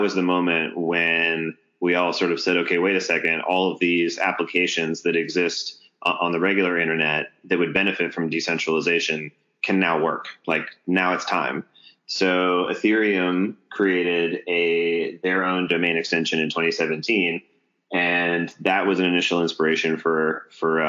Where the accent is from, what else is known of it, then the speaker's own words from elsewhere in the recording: Atlanta, Georgia, United States; moved away as an adult; also born or lived in Silicon Valley; I'm from Atlanta